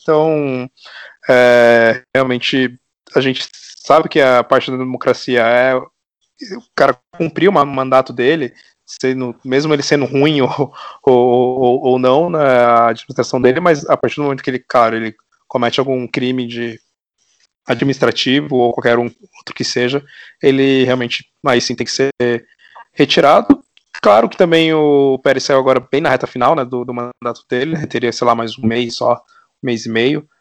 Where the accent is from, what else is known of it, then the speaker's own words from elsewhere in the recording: São Paulo, Brazil; eu sou aqui de São Paulo